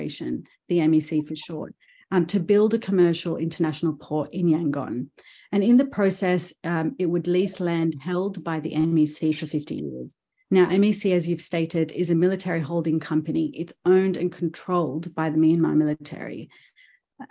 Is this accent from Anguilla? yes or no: no; Australia; being an Australian